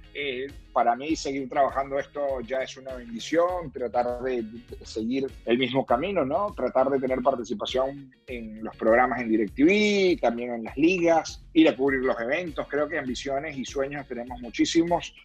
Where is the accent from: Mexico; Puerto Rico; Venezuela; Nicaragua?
Venezuela; now in Miami, United States; más allá de que sea venezolano o, desear que le haya bien a Venezuela